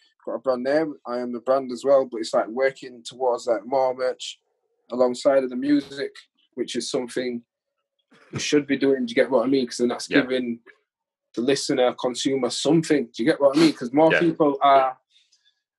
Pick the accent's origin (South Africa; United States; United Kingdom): United Kingdom; Huddersfield, Yorkshire and the Humber; accent: broad Yorkshire; I am broad from Yorkshire